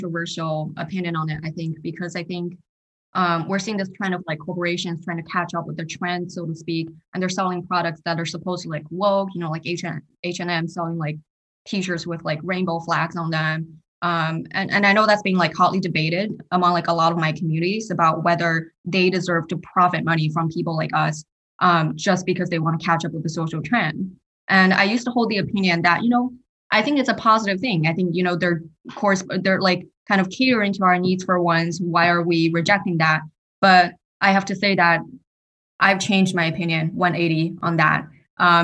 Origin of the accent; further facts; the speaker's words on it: China; I'm Chinese